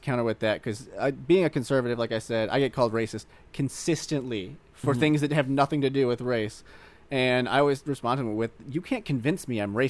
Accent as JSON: {"language": "English", "region": "Missouri", "country": "United States", "tie": "born or raised there", "said": "I grew up in Missouri. I'm just a Missourian."}